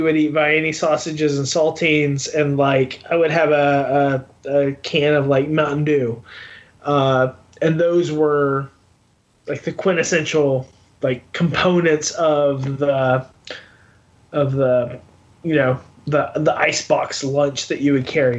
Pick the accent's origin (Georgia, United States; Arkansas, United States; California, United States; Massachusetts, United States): Arkansas, United States; I grew up in Arkansas